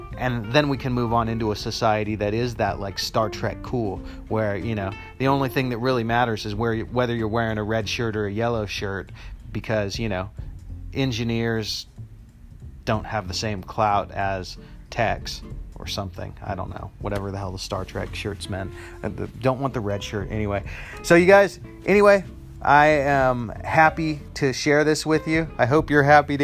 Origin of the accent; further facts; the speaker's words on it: United States; in the United States is where I live. I'm American